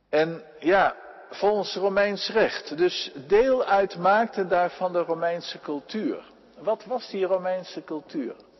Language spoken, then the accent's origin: Dutch; Friesland, Netherlands; in Friesland op, zo constateerde ik, de provincie waar ik vandaan kom